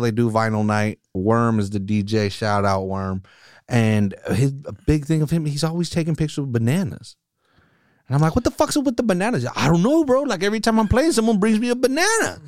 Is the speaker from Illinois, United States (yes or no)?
no; Salinas, California, United States; born and raised here in Salinas. I'm, like, freaking towny